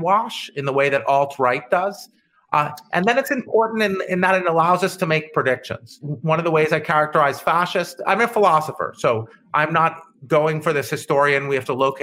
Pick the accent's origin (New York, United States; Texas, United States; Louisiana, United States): New York, United States; Syracuse; I'm from Syracuse, New York, but I've spent many years in New York